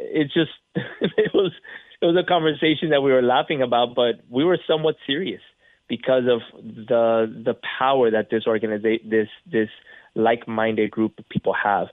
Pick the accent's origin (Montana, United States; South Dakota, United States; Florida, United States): Florida, United States; being from Florida